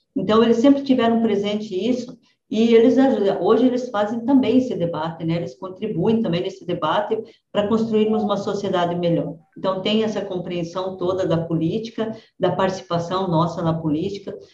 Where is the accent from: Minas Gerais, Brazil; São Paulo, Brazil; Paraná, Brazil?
Paraná, Brazil; Francisco Beltrão; also born or lived in Rio Grande do Sul; E eu sou do, de Francisco Beltrão, na verdade nasci no Rio Grande, mas vim para Francisco Beltrão, no sudoeste do Paraná, com três anos de idade.